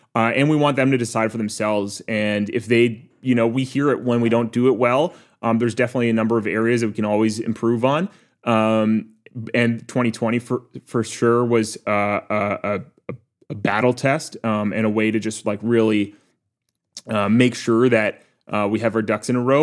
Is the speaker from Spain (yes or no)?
no; Waterloo, Ontario, Canada; Waterloo, my hometown